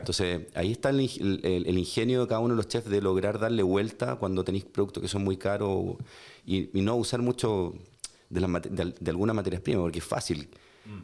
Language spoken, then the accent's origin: Spanish; Chile